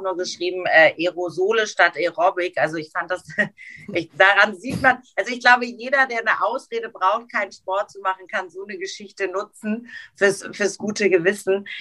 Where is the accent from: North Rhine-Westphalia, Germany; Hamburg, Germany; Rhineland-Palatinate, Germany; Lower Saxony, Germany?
Hamburg, Germany; moved away as an adult; now in Frankfurt, Germany; meine Heimatstadt Hamburg